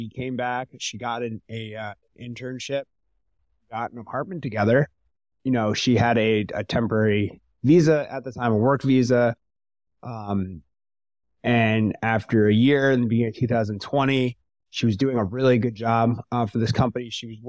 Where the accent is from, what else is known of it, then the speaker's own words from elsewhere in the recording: New York, United States; I'm from New York. I'm from America.